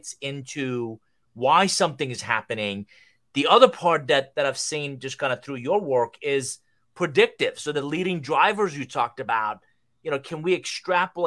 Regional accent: Iran; moved away; I'm originally from Iran

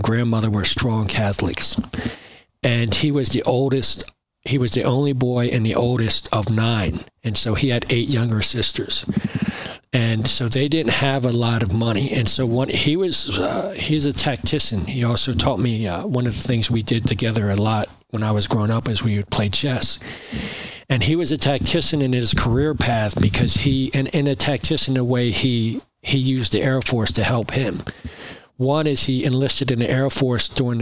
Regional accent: New Jersey, United States; also born or lived in Burlington City, New Jersey / Riverside, New Jersey / Willingboro, New Jersey / Browns Mills, New Jersey; I grew up in South Jersey

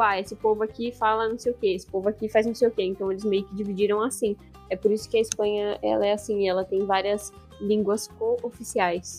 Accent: Brazil; moved away as an adult; now in Spain; eu sou brasileira, sou casada com ele e tô aqui há um ano

